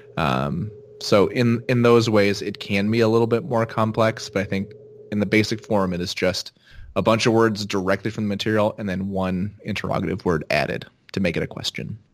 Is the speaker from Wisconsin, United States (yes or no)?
no; Seattle, Washington, United States; I'm from Seattle